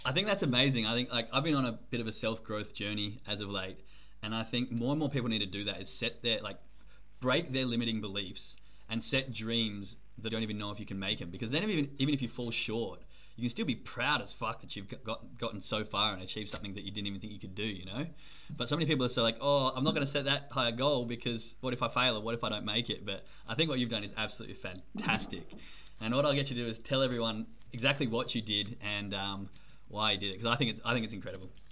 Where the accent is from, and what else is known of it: Australia; accent: Australian; now in Germany